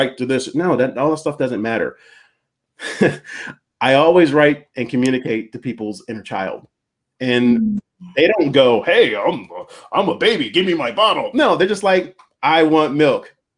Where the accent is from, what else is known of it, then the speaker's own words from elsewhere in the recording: East Coast, United States; now in California, United States; I'm from the East Coast.